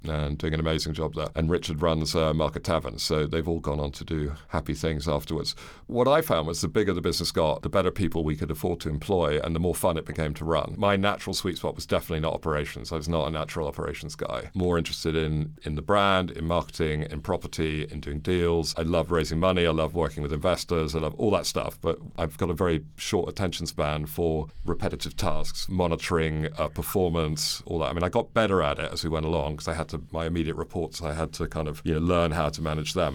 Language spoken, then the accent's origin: English; London, United Kingdom; also born or lived in New York, United States / Guangzhou, China / Manila, Philippines; I was born in New York, moved to London when I was eight. My parents are American. I went to school here all the way through and university